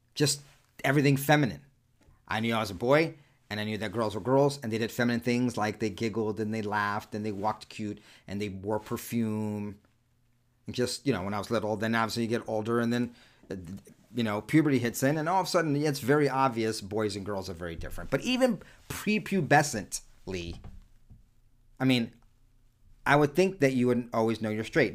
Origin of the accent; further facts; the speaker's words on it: New York City, New York, United States; first language Spanish; English is a second language; moved away; Born and raised primarily the first half of my childhood in and around Spanish Harlem, New York City